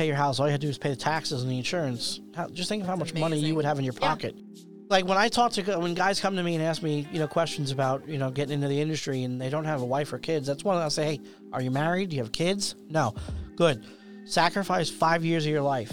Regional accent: United States; moved away; when I go home to New Jersey, New York, you know, I get like my accent comes out

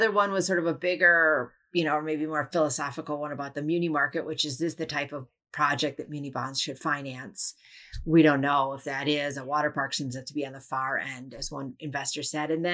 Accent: Wisconsin, United States; my home state of Wisconsin

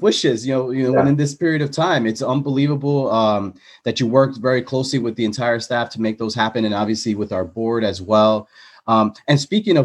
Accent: New York City, New York, United States; being from the Bronx

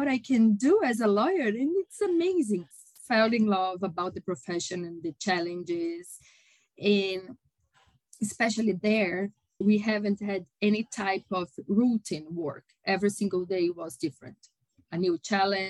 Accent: São Paulo, Brazil; I am a Brazilian. I was born in São Paulo and lived my entire life here in São Paulo City.

